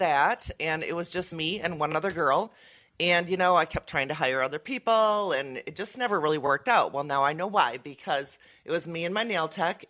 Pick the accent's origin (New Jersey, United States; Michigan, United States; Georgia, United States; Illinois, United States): Michigan, United States; Kentwood; I grew up in that area. I went to South Christian High School